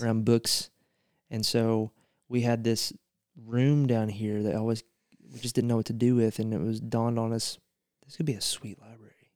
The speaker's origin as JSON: {"language": "English", "region": "central Eastern Kentucky", "country": "United States", "tie": "born or raised there", "said": "my hometown"}